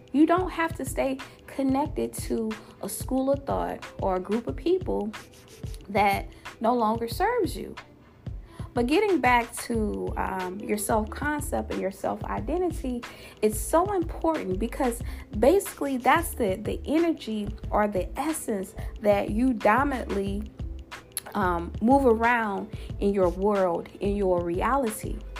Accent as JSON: {"language": "English", "region": "Louisiana", "country": "United States", "said": "my home state, of Louisiana"}